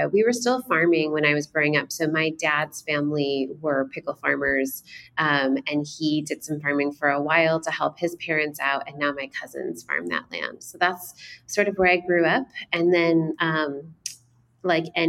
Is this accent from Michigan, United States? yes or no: yes; Western Michigan, United States; I grew up in Western Michigan, so, you know, a little bit south of Holland